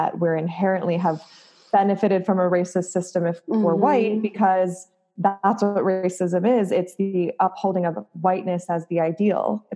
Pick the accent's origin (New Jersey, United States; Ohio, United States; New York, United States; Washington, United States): Ohio, United States; outside of Cleveland; now in Los Angeles, United States; the suburb I grew up in, Ohio